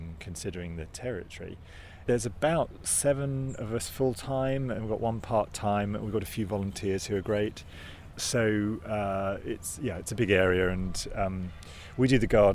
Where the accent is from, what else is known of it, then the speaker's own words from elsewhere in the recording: Hertfordshire, East of England, United Kingdom; I'm from Hertfordshire